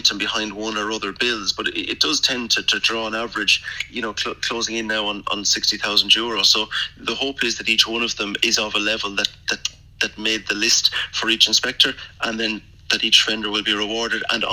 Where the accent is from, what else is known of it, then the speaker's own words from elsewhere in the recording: Sligo, Connacht, Ireland; I'm based from Sligo